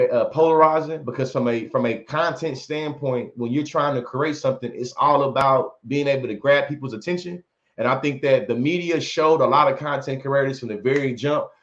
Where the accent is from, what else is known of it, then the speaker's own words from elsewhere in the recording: Bryan, Texas, United States; also born or lived in Oklahoma; born and raised in Bryan, Texas